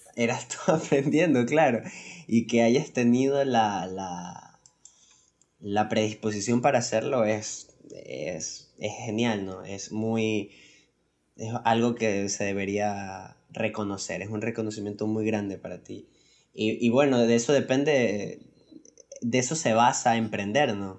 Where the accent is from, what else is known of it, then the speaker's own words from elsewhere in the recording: Ecuador; nosotros somos de Ecuador y aquí en Ecuador